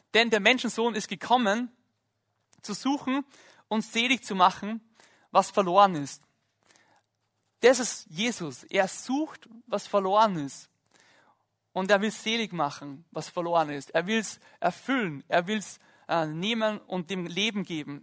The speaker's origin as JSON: {"language": "German", "area": "Lake Hallstatt", "region": "Upper Austria", "country": "Austria", "tie": "born or raised there", "said": "ich bin am Hallstattsee aufgewachsen"}